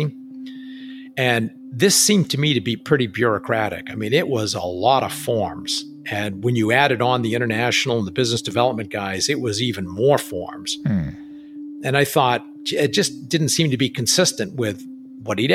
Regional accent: New Hampshire, United States; moved away; basically grew up within a 30-mile or 60-mile radius of where I grew up in New Hampshire

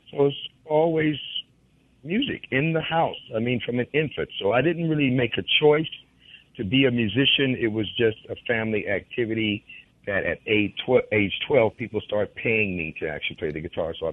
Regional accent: McComb, Mississippi, United States; Well, quickly, I'm from Macomb, Mississippi. And uh, like most of us, many of us anyway, I come from a musical family as far as we can go back generations and generations.

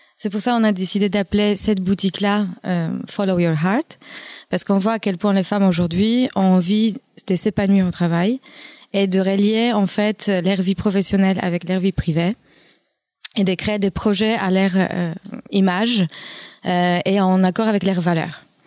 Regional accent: Poland; accent: Polish; French is a second language; moved away as an adult; now in France; Je suis polonaise d'origine, d'où vient mon accent

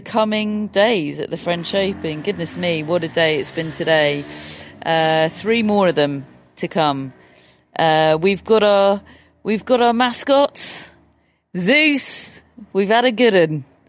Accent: England, United Kingdom; we're English

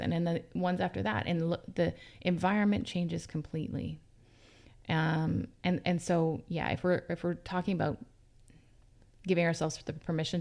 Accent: Vancouver, British Columbia, Canada; I grew up mostly on the North Shore of Vancouver.

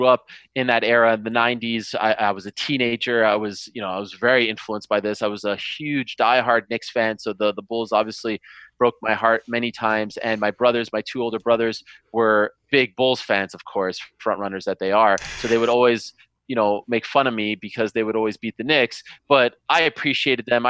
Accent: Montreal, Quebec, Canada; I grew up in Montreal, and for some reason we were not hockey fans at all

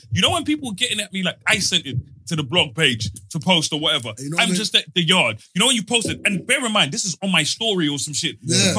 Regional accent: Croydon, London, United Kingdom; Brother, I grew up in Heath, Croydon, bro.

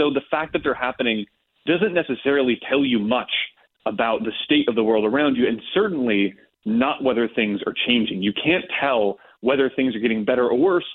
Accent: Monroeville, Ohio, United States; moved away as an adult; I grew up in Monroeville, Ohio

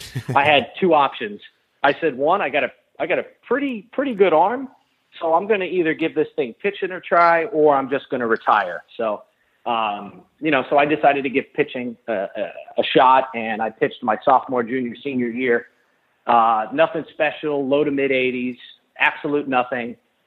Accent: New York City, New York, United States; moved away as an adult; also born or lived in Boca Raton, Florida; I grew up in the Bronx, New York, and, went to high school there, and it was just too cold for me, and I just wanted a climate change. So I decided to go and walk on at Lynn University down here in Boca Raton, Florida, back in 1997.

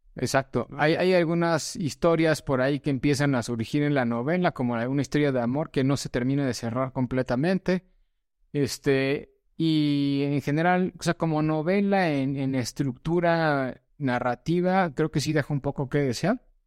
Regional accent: Mexico; Nosotros como mexicanos

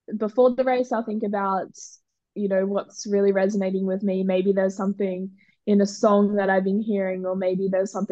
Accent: Australia; as an Australian

